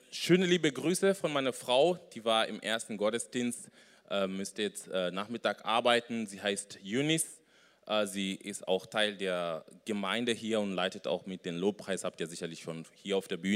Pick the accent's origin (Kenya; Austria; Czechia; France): Kenya; moved away as an adult; also born or lived in Bonn; now in Germany; äh, ich komme ursprünglich aus Kenia, bin 34 Jahre, bin nach Deutschland vor ja, über zehn Jahren.